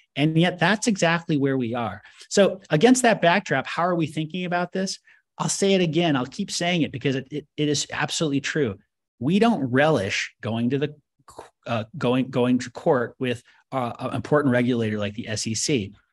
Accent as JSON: {"language": "English", "country": "United States", "said": "I, as an American"}